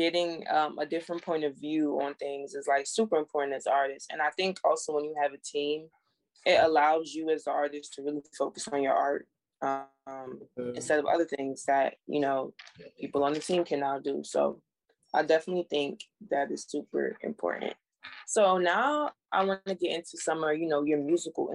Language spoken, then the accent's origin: English; Jamaica; I'm Jamaican